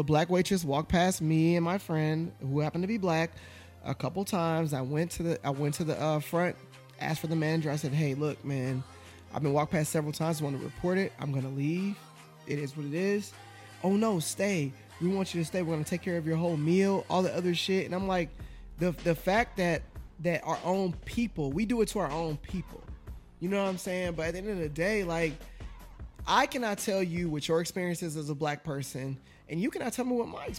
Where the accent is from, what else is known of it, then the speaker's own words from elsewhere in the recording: Gary, Indiana, United States; I grew up in You know, I grew up in the SWAT. I grew up in fucking Gary, Indiana. I grew up in the Meadows, Indianapolis.